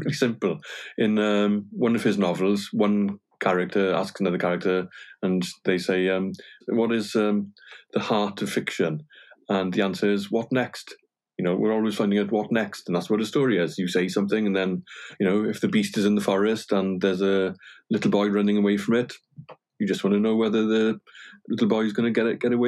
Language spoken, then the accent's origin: English; Llanelli, Wales, United Kingdom; first language Welsh; English is a second language; I grew up in a village called Pwll, and Pwll means hole, technically. But it was actually a sort of hole or a sort of pool in the estuary, because I grew up on the South Wales coast.